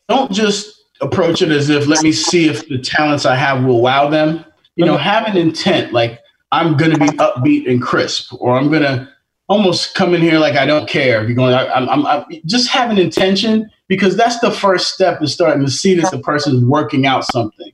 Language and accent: English; New York, United States; I grew up in Queens in Jamaica